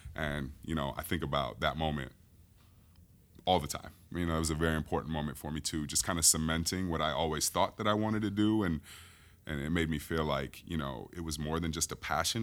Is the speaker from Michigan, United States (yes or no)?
yes; Grand Rapids, Michigan, United States; moved away as an adult; now in Chicago, United States; I am originally from Grand Rapids, Michigan, just across the lake.